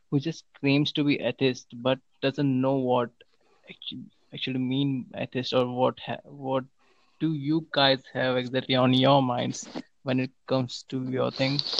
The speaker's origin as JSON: {"language": "English", "country": "United Kingdom", "said": "I am from United Kingdom."}